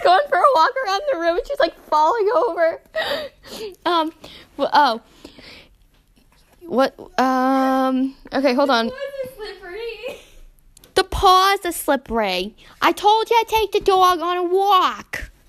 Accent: United States; even though we are American

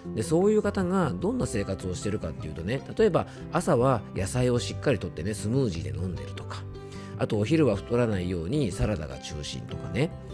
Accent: Yamanashi, Japan; 地元山梨では

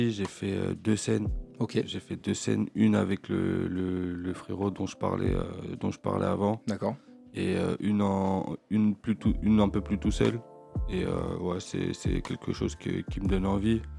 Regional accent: Lognes, Île-de-France, France; je suis de Logne.

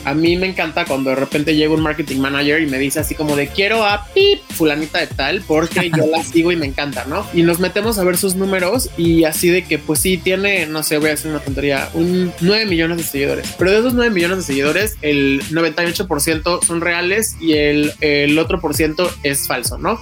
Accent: Mexicali, Baja California, Mexico; yo soy de Mexicali

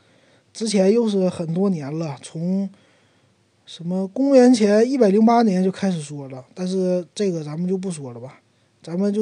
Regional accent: Northeast China, China; 我的家乡东北，

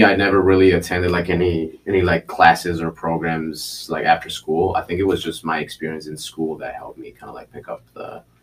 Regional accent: Chicago, Illinois, United States; also born or lived in Mexico / Minneapolis / Philadelphia; I grew up actually in Pilsen here too

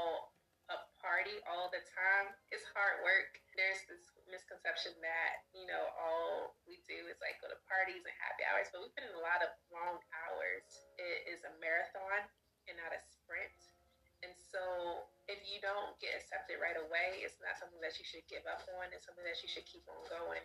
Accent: Baltimore, Maryland, United States; When I was growing up, I didn't travel. I'm from Baltimore, Maryland.

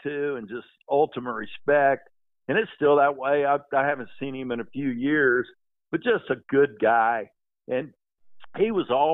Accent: Perry, Oklahoma, United States; I grew up in Perry

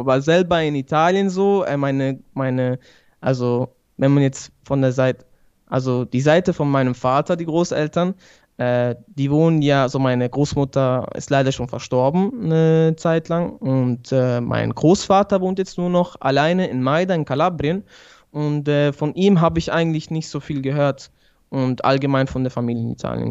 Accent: Switzerland; also born or lived in Sicily (father's origin) / Bari (mother's origin); ich komme aus der Schweiz, wohne in Basel.

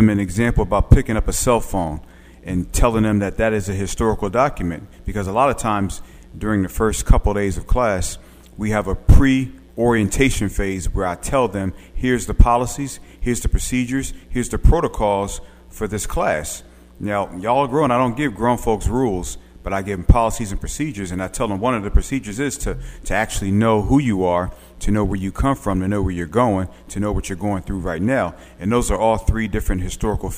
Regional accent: Philadelphia, Pennsylvania, United States; now in Arkansas, United States; I'm a transplant Southerner. I'm from West Philly, born and raised on a playground. Nah, but again, I'm from West Philly

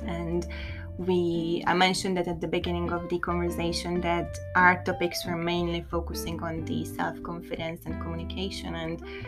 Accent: Hungary; now in London, United Kingdom; I grew up in Hungary

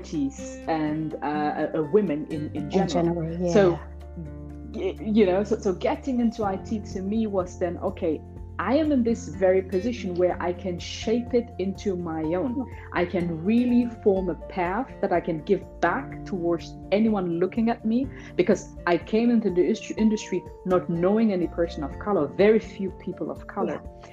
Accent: Hanover, Lower Saxony, Germany; English is a second language; born and raised in Hanover, Germany

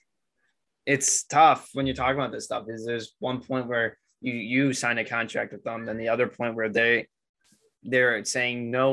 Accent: United States; I'm an American

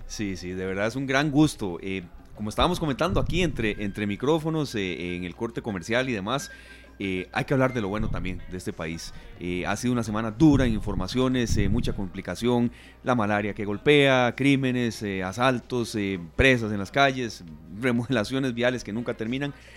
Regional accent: Costa Rica

